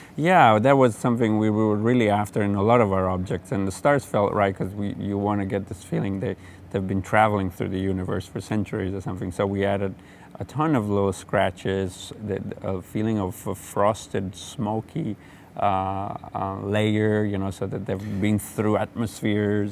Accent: Genoa, Liguria, Italy; growing up in Genoa, Italy

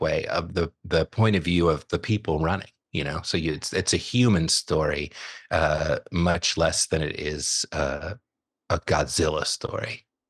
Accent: Southern California, United States; as a kid, growing up in Southern California

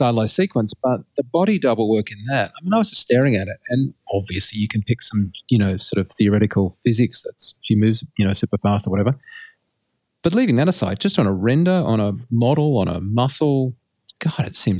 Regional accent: Australia; Being an Australian, I'm highly defensive.

